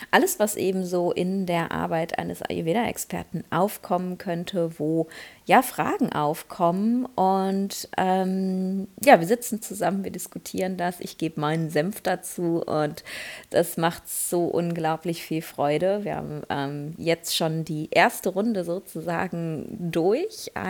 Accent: Essen, North Rhine-Westphalia, Germany; ich habe hier in Essen, wo ich gerade bin, in meiner Heimatstadt, äh, gibt es ein indisches Restaurant

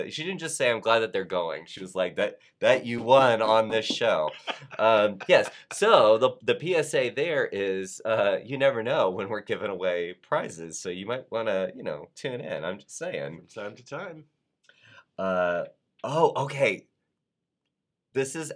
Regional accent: Florida, United States; I'm from Florida. You and I mm-hmm. are both from Florida.

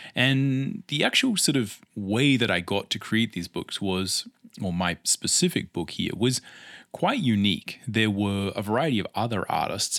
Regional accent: Australia; accent: Australian; I am Australian, as no doubt my accent will let tell

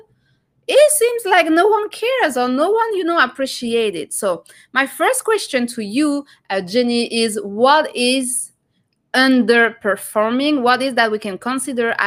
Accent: France; now in Canada; I'm from France too

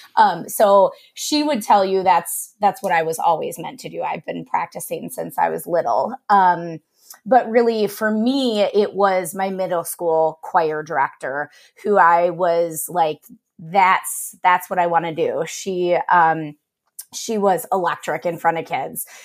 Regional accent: Cleveland, Ohio, United States; moved away as an adult; also born or lived in Westerville, Ohio / Wilmington, Ohio; now in Milwaukee, United States; I am originally from the Cleveland area and, um, went to high school there

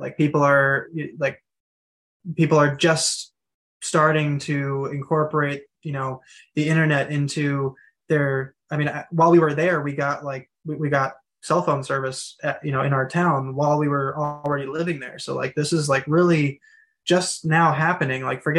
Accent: New Jersey, United States; I mean, we come from New Jersey. We come from I don't even know how many people were in our town, the most densely populated state in the country.

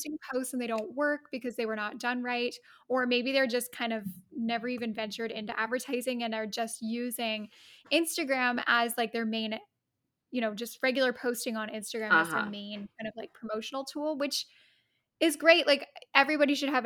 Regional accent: Canada; also born or lived in Rome, Italy; I'm Canadian

